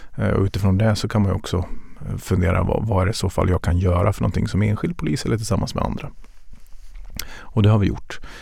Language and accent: Swedish; Dalarna County, Sweden; Jag är uppvuxen i Dalarna och det var mycket skog och mindre vatten.